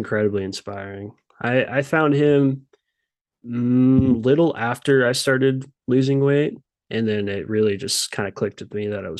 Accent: Kansas, United States; I'm from Kansas

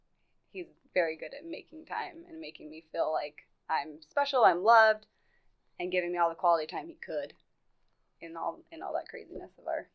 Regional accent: Meridian, Idaho, United States; now in Nampa, United States; We're both from Meridian originally, and then we just kind of bounced around.

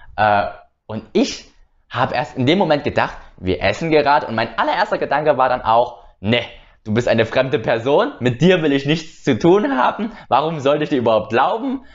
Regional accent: Germany; denn ich bin in Deutschland aufgewachsen, auch in Deutschland geboren natürlich, aber meine Eltern waren Vietnamesen.

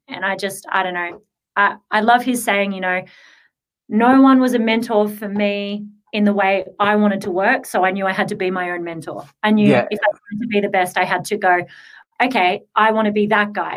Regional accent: Australia; growing up in Australia, I didn't have heaps of money

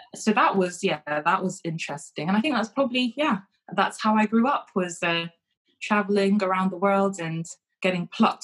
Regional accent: Kenya; born there; So I didn't grow up in the UK. I was born in Kenya.

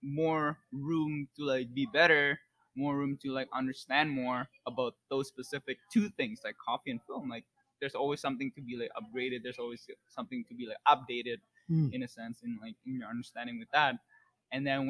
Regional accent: Indonesia; now in United States; I'm from Indonesia as well

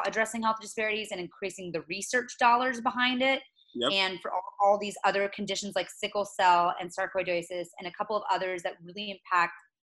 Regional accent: Mulberry, Florida, United States; moved away as an adult; now in Washington, D.C., United States; I personally am trying to go back actually to my hometown in Mulberry in Polk County.

